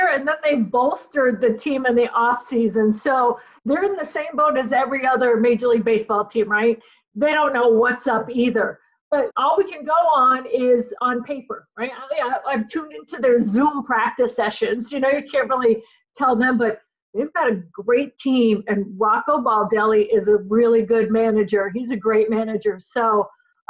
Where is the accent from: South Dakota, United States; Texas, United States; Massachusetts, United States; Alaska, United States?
Massachusetts, United States; Boston; moved away as an adult; also born or lived in Chicago; now in Minneapolis, United States; I'm originally from Boston